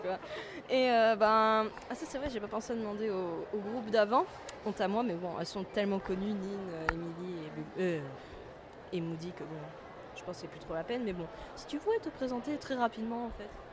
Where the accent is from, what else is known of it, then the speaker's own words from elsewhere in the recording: France; je suis française aussi